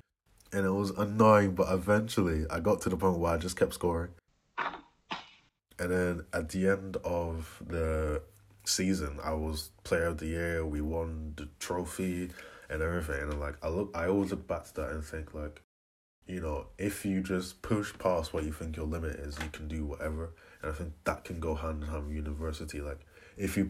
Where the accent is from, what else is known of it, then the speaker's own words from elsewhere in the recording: Aberdeen, Scotland, United Kingdom; I am 23 years old and I'm from Aberdeen